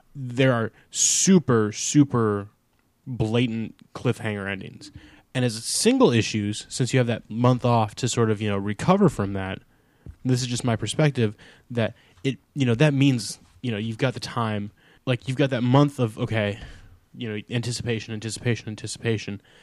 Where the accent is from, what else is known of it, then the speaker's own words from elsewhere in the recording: United States; I grew up about eh, an hour east of Chicago